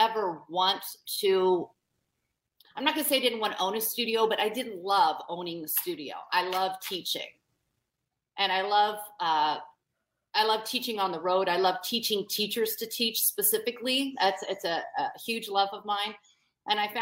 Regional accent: Indianapolis, Indiana, United States; I'm from Indianapolis, Indiana, which is far from the hub of the dance world

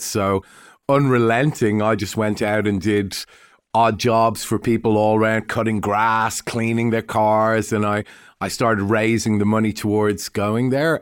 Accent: Dublin, Leinster, Ireland; now in Melbourne, Australia; I'm Irish and, uh, I was born in Dublin

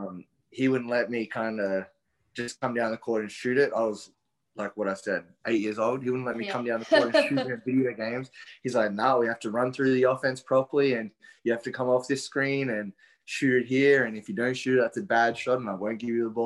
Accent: Brisbane, Queensland, Australia; I grew up in Brisbane

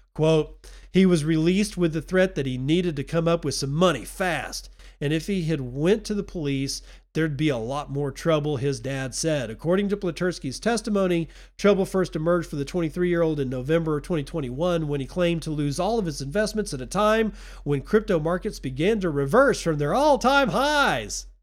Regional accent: United States; also born or lived in Texas; now in Eastern Washington, United States; I'm an American.

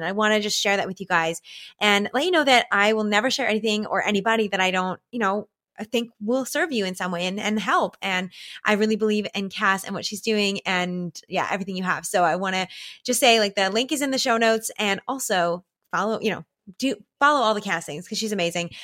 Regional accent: Canada; as a Canadian, as a real authentic Canadian here

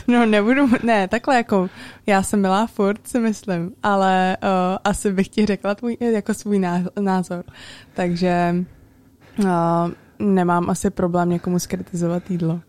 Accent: Prague, Czechia; já jsem se narodila v Praze a vyrůstala jsem celý život v Praze a celá moje rodina uh, je na Slovensku pořád

